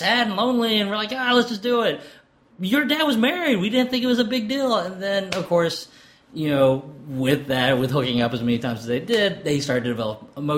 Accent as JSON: {"language": "English", "region": "Arkansas", "country": "United States", "tie": "born or raised there", "said": "I was born in Arkansas"}